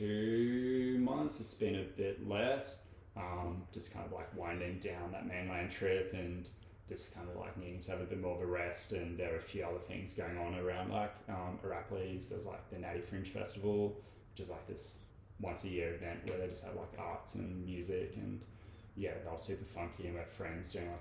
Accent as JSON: {"language": "English", "country": "South Africa", "tie": "born or raised there", "said": "I grew up in South Africa"}